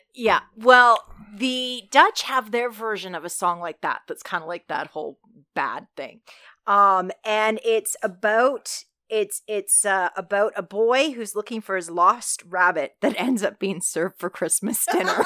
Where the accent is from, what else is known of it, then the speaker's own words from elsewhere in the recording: Alberta, Canada; I grew up in Alberta